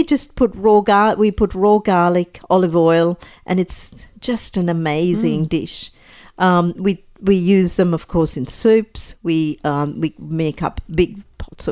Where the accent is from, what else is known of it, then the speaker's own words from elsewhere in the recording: Sri Lanka; moved away; I was, you know, growing up in Sri Lanka